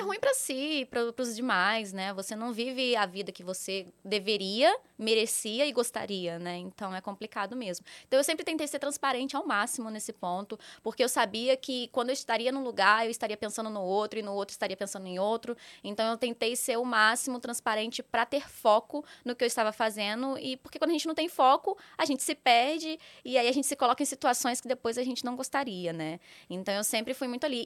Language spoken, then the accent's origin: Portuguese; Volta Redonda, Rio de Janeiro, Brazil; moved away as an adult; now in São Paulo, Brazil; eu sou natural de Volta Redonda, Rio de Janeiro